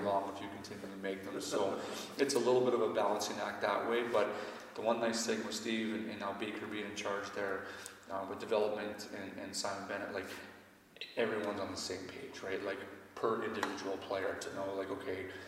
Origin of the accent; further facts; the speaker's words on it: Canada; I'm a Canadian citizen